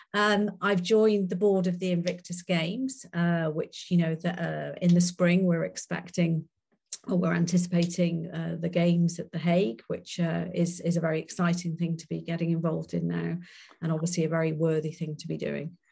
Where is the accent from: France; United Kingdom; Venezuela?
United Kingdom; Wales; I'm Welsh and a very proud Welsh woman.